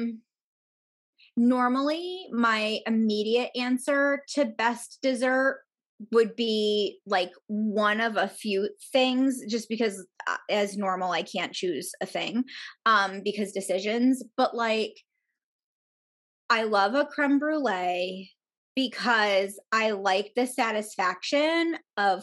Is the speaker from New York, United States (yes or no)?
yes; New York, United States; I feel like a bad New Yorker